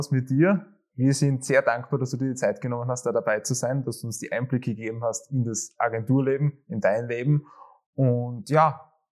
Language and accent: German; Vienna, Austria; born there; ich bin eigentlich auch in Wien geboren.